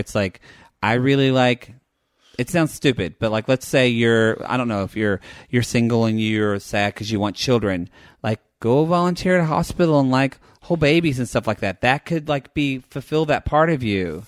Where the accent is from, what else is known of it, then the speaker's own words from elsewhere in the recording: the South, United States; I grew up in the South, in small town where pretty much everybody was white